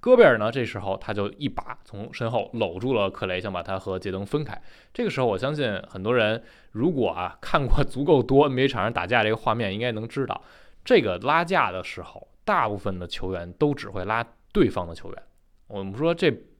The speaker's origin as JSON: {"language": "Chinese", "region": "Taichung", "country": "Taiwan", "said": "欢迎来到篮球新事，我是台中…"}